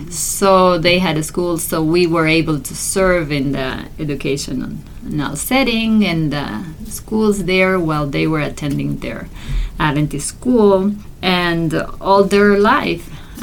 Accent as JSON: {"language": "English", "country": "Argentina", "said": "We're originally from Argentina, okay."}